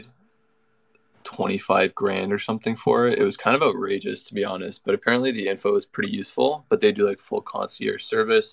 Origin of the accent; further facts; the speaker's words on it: Canada; I'm from Canada originally. We actually live in Toronto right now